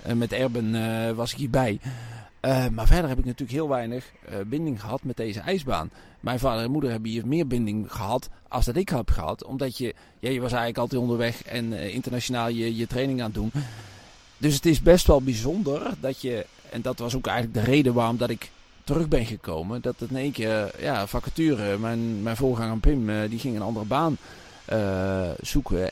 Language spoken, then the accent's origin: Dutch; Lage Zwaluwe, North Brabant, Netherlands; also born or lived in Raamsdonksveer; now in Made, Netherlands; Want mijn geboortedorp is natuurlijk Laag Daar ben ik natuurlijk opgegroeid. En toen op mijn elfde naar Maden gekomen